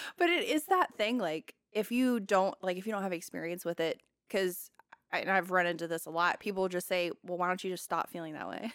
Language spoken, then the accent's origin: English; the South, United States; I'm from the South